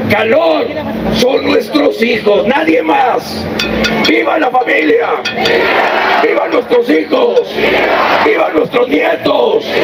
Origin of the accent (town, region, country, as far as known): Mexico